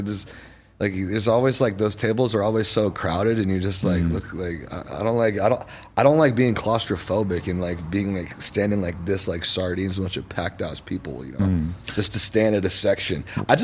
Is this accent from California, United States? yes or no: yes; Los Angeles, California, United States; I'm from here, I'm born and raised here